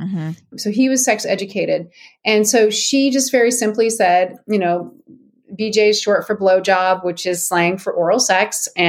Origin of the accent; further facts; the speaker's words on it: Ashland, Oregon, United States; moved away as an adult; So when I was 21, I moved to Seattle from Ashland, Oregon, which is a little town in Southern Oregon.